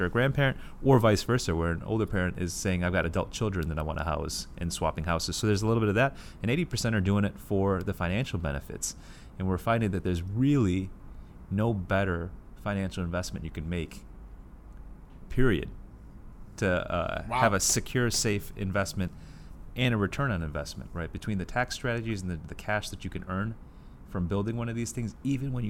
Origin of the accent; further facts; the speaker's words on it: Michigan, United States; moved away; I grew up in Michigan